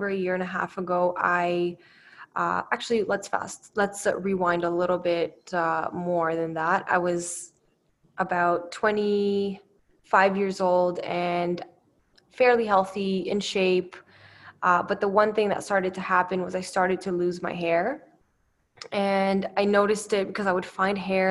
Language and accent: English; Canada; also born or lived in Romania; I'm from Canada. I'm originally from Romania and I came to Canada in 1999. So I was pretty young. So it's fair to say that I'm pretty Canadian